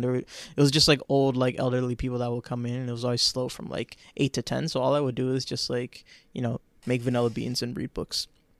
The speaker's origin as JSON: {"language": "English", "region": "New York", "country": "United States", "tie": "born or raised there", "said": "I grew up in New York."}